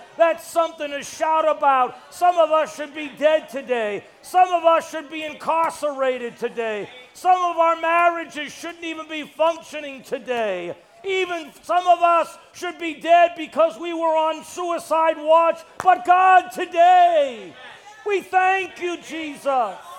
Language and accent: English; Brockton, Massachusetts, United States; now in New York City, United States; I was born in Massachusetts. I was born in Brockton